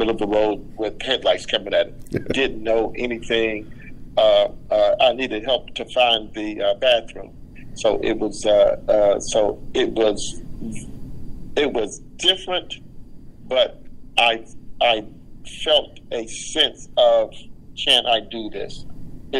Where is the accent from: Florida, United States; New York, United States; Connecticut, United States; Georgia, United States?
Georgia, United States; Alamo; moved away; also born or lived in Savannah, Georgia; I was born in a little small town called Alamo